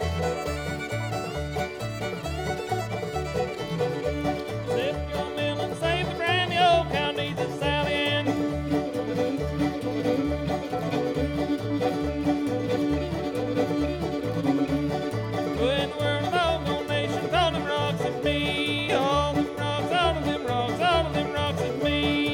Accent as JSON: {"language": "English", "town": "Fries", "region": "Virginia", "country": "United States", "tie": "born or raised there", "said": "my hometown in Freeze, Virginia."}